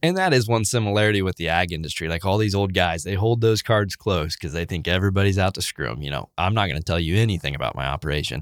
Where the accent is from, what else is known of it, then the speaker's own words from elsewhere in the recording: Wabash County, Indiana, United States; I was born in Wabash County, Indiana, so up north of Indianapolis, about two hours, um, farm family.